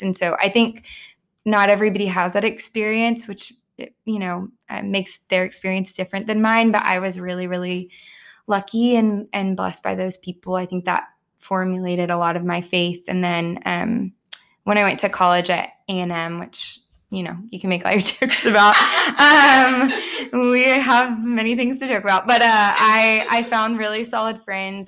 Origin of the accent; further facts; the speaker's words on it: Plano, Texas, United States; I grew up in Plano in a home with two parents that were also Christians.